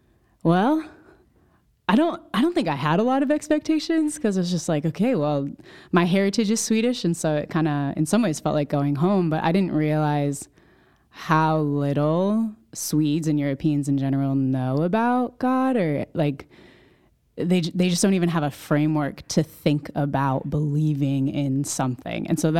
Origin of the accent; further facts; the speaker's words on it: Connecticut, United States; I grew up in Central Connecticut, went to school in New Hampshire, got involved with Crew.